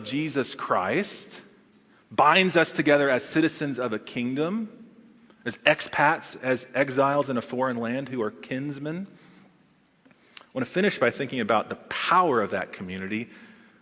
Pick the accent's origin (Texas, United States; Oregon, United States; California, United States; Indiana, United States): Texas, United States; now in Charlotte, United States; as a Texan